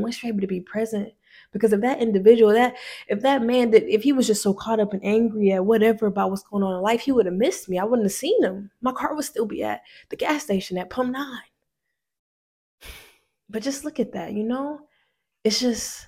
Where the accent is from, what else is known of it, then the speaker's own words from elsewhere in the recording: Decatur, Georgia, United States; I'm from the South, you know, I'm in ATL, you feel me? And honestly, I'm from a place called Decatur, Georgia